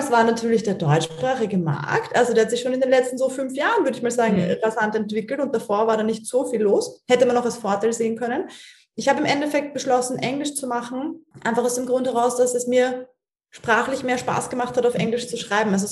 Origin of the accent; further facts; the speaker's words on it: Austria; accent: Austrian; den Österreicher-Ding, wo ich mir denke, oh Gott, keiner versteht mich und was weiß ich. Und die finden alle meinen Akzent irgendwie bescheuert